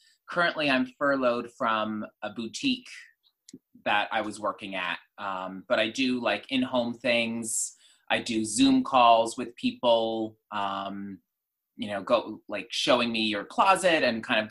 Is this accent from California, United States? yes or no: no; Rhode Island, United States; also born or lived in Tennessee; I wasn't born in Rhode Island. I was born in Tennessee, but I grew up here.